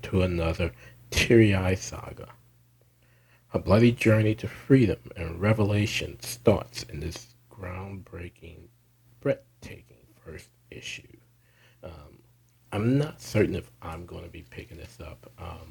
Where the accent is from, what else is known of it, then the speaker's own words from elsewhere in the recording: New Orleans, Louisiana, United States; New Orleans, which is my hometown